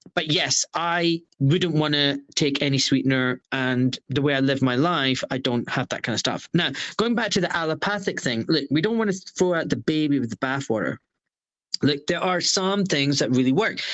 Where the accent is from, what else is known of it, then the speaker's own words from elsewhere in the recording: Glasgow, Scotland, United Kingdom; now in Buckinghamshire, United Kingdom; I was born in Scotland